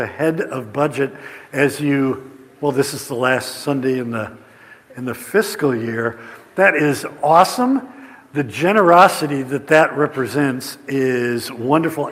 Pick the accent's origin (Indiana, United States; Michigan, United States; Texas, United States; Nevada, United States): Indiana, United States; We're from Flat, Indiana